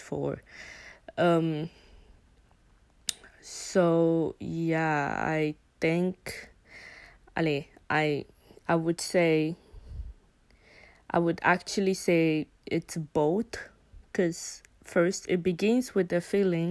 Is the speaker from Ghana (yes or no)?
yes; Ghana; now in Belgium; I'm a Ghanaian who lives in Belgium